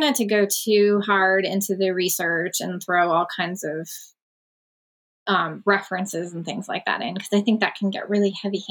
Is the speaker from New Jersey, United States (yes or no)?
no; Wilkes-Barre, Pennsylvania, United States; my hometown, which is Wilkes-Barre, Pennsylvania.